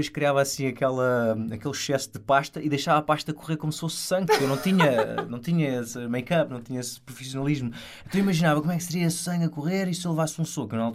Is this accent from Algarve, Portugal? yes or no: yes; Portimão, Algarve, Portugal; eu sou de uma cidade pequena, sou de Portimão, sou muito próximo da minha família.